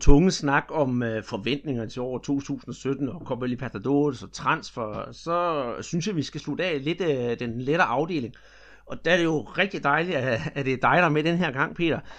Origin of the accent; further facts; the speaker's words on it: Denmark; her hjemme i Danmark